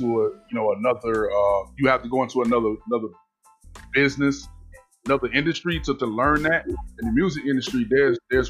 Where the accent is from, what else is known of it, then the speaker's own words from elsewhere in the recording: Miami, Florida, United States; also born or lived in Savannah, Georgia; when I moved back from Savannah to Miami, back home to Miami